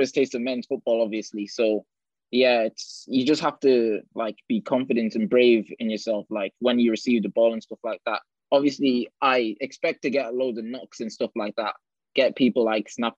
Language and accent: English; Ireland; now in Bolton, United Kingdom; I was born in Ireland. I played in Bohemians there